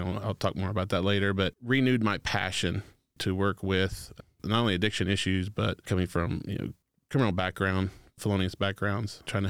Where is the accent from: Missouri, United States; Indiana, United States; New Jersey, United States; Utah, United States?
Indiana, United States; Anderson; I was born and raised here in Anderson, Indiana. I went to high school, Highland. Both my parents were teachers.